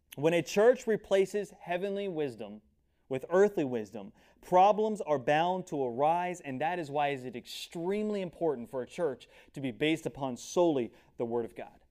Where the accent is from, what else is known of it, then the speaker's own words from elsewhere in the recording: United States; I'm an American